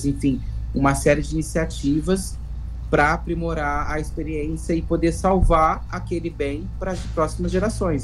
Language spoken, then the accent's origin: Portuguese; Paraty, Rio de Janeiro, Brazil; morro de orgulho de ser paratiense, sou natural de Paraty